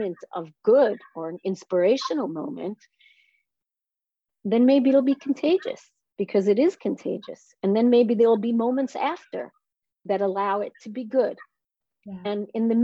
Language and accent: English; Israel; I am from Israel